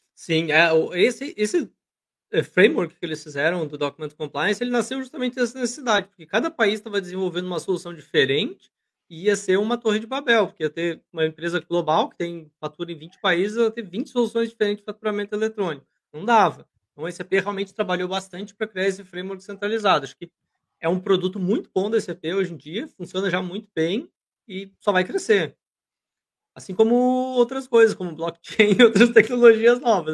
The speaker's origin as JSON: {"language": "Portuguese", "country": "Brazil"}